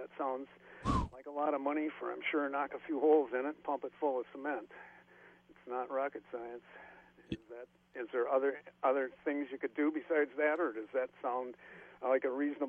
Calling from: Minneapolis, Minnesota, United States

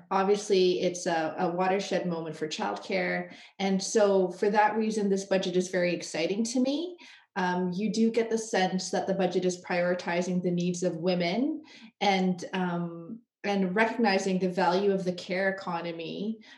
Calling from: Toronto, Ontario, Canada; I'm joining you from Treaty 13 territory here in Toronto

